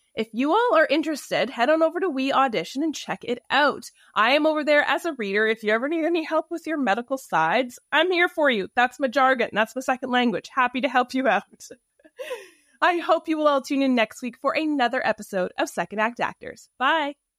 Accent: Canada; accent: Canadian; my Canadian accent

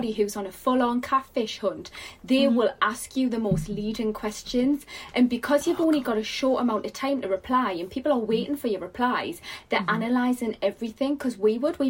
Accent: Newcastle upon Tyne, North East England, United Kingdom; I'm literally about 10 minutes from town

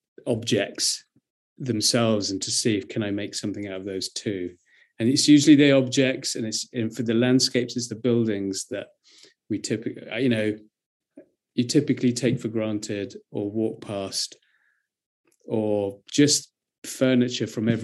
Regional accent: near Brighton, South East England, United Kingdom; I grew up near Brighton

